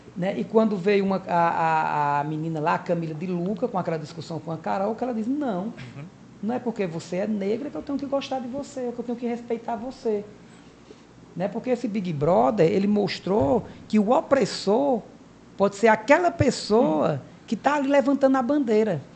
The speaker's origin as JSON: {"language": "Portuguese", "area": "Cariri", "region": "Ceará", "country": "Brazil", "tie": "born or raised there", "also_born_or_lived": "Fortaleza", "moved": "as an adult", "said": "eu nasci né, aqui no Cariri, né, um dos grandes polos religiosos"}